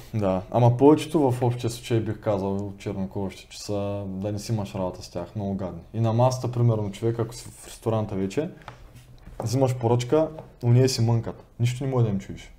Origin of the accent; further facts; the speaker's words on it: Bulgaria; moved away as an adult; now in United States; съм от България